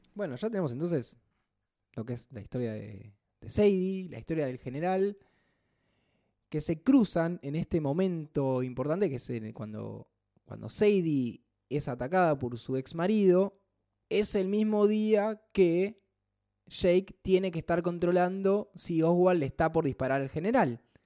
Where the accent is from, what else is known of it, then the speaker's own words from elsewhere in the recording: Buenos Aires, Argentina; somos bastante porteños